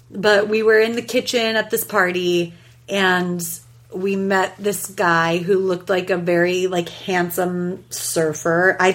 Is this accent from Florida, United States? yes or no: no; New York, United States; And but like me, I'm from New York, and my mother is Italian